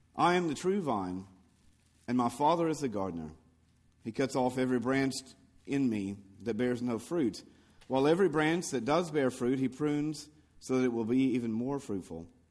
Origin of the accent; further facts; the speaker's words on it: the Bible Belt, United States; moved away; when I was growing up in, uh, in the Bible Belt in America